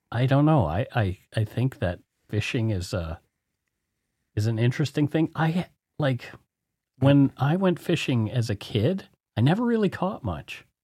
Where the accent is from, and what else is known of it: Strathroy, Ontario, Canada; born or raised there